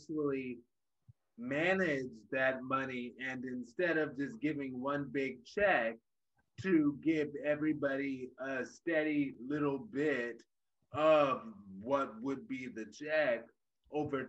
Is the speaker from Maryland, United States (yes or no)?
yes; Baltimore, Maryland, United States; now in Cleveland, United States; I am from Baltimore